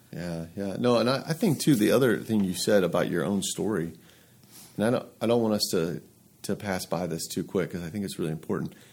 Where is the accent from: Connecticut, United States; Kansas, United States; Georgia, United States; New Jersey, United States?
Georgia, United States; Atlanta; moved away as an adult; now in Lehigh Valley, United States; I'm from Atlanta originally